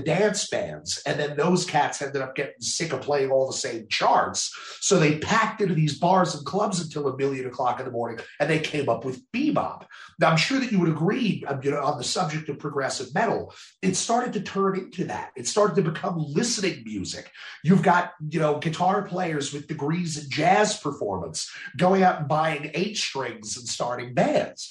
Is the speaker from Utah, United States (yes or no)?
no; New Jersey, United States; moved away; I'm originally from New Jersey